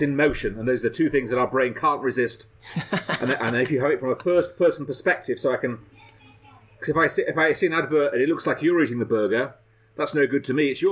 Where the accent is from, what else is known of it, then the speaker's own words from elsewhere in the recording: Leeds, Yorkshire and the Humber, United Kingdom; When I was a kid growing up in Leeds